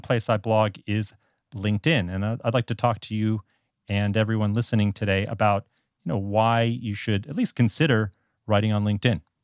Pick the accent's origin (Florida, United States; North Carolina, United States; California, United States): Florida, United States; South; moved away as an adult; now in Taiwan; I'm originally from South Florida